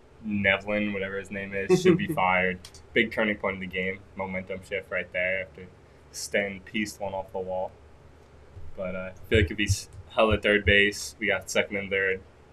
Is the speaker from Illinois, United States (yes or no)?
no; Wantagh, New York, United States